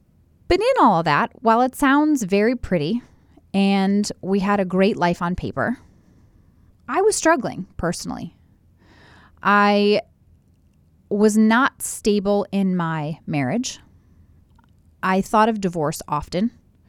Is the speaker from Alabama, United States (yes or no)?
no; Columbus, Ohio, United States; but I grew up in Columbus, Ohio. I was born and raised here.